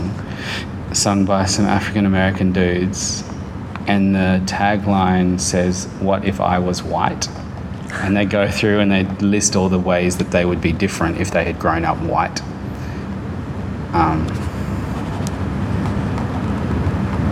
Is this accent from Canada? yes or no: no; Darwin, Northern Territory, Australia; growing up in Darwin